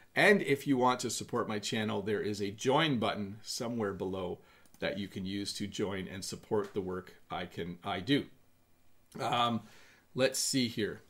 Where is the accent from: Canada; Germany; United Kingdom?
Canada; in Canada, we would say I'm going to have a cup of tea